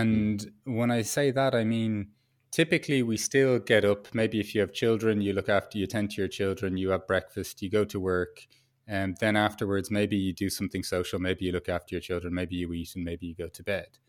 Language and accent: English; Ireland; moved away as an adult; as an Irish, um, kid growing up